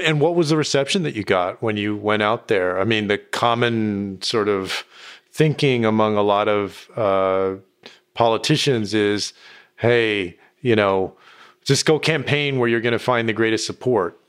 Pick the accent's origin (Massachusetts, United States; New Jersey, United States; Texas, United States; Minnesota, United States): Texas, United States; my home state of Texas